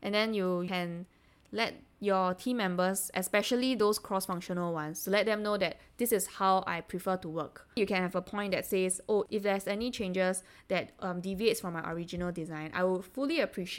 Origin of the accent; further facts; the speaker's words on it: Singapore; as Singaporeans, we take things a bit personally